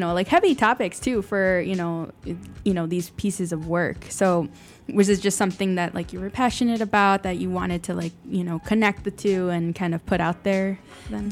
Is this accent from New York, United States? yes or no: no; Chicago, Illinois, United States; growing up in Chicago